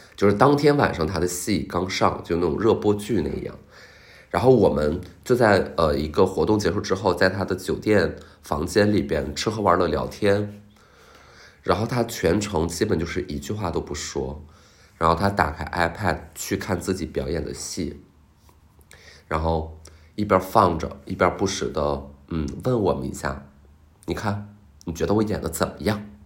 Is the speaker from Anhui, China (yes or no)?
no; Qiqihar, Heilongjiang, China; 我一九九三年出生于东北，呃，黑龙江，吉祥哈尔